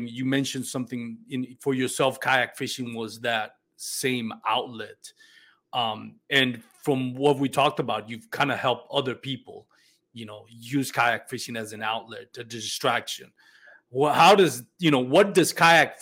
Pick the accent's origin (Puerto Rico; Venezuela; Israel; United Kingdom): Puerto Rico; moved away as an adult; now in Texas, United States; I grew up in Puerto Rico